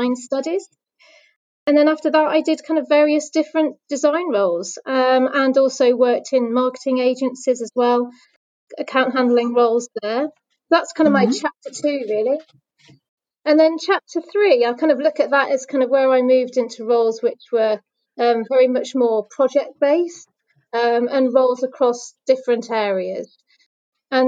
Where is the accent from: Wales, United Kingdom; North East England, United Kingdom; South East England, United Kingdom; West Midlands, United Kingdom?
West Midlands, United Kingdom; moved away as an adult; also born or lived in London; I grew up in the West Midlands